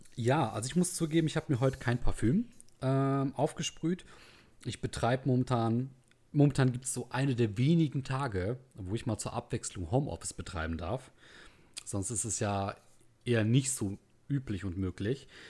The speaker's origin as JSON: {"language": "German", "area": "the North", "region": "Northern Germany", "country": "Germany", "said": "hier bei uns im Norden"}